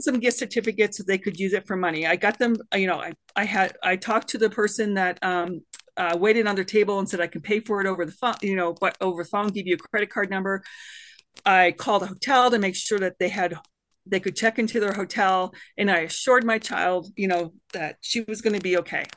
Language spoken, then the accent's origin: English; Canada; now in United States; I'm a Canadian woman